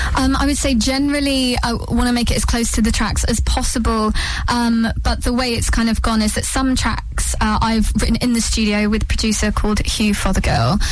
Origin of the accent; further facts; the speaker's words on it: London, United Kingdom; moved away as an adult; now in Suffolk, United Kingdom; I grew up in London, obviously went to the Brit School, um, and then my parents moved out to Suffolk